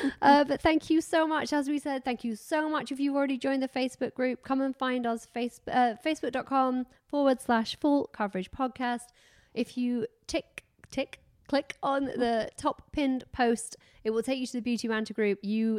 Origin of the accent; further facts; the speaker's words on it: Doncaster, Yorkshire and the Humber, United Kingdom; moved away; Mine, because who would know I'm from Doncaster? I barely know I'm from Doncaster. But I have been gone a long time.